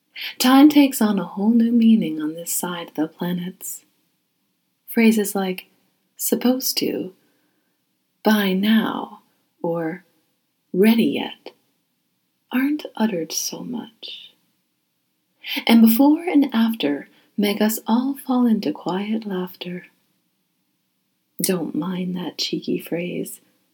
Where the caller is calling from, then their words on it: Haverhill, Massachusetts, United States; I'm reading from Haverhill, Massachusetts.